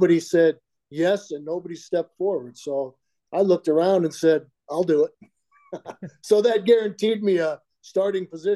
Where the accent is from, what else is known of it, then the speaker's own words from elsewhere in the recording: Diamond Bar, California, United States; I grew up outside of L.A. or in L.A. Even though we were in L.A. County, Diamond Bar was closer to Orange County than it was actually L.A.